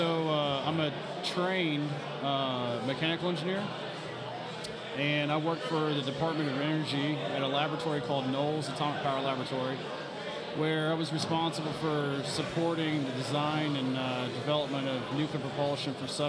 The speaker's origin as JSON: {"language": "English", "town": "Lexington", "region": "Kentucky", "country": "United States", "moved": "yes", "said": "from Lexington, Kentucky originally."}